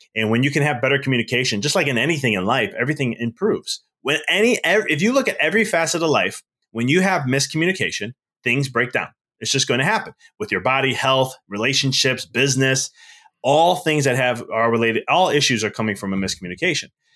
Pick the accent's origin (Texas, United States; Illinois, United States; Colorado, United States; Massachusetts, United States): Illinois, United States; Chicago; moved away as an adult; now in Knoxville, United States; I'm originally from Chicago, so I live in Knoxville now